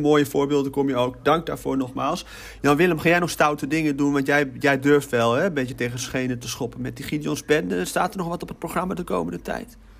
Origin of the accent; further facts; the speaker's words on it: Utrecht, Netherlands; now in Maarssen, Netherlands; ik ben in Utrecht geboren, ik woon in Maarsen